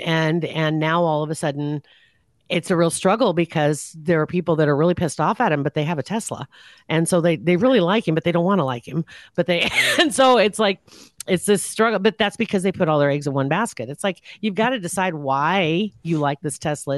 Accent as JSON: {"language": "English", "town": "Ashland", "region": "Nebraska", "country": "United States", "tie": "born or raised there", "said": "it was in the Ashland Gazette, which that's my hometown"}